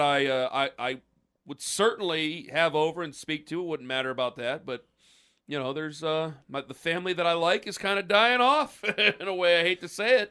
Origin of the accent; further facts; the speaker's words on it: Canton, United States; I was born in Canton